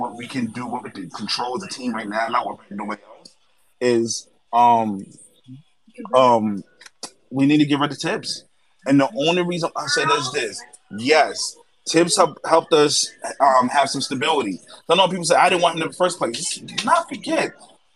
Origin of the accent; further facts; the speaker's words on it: New York City, New York, United States; I'm from the Bronx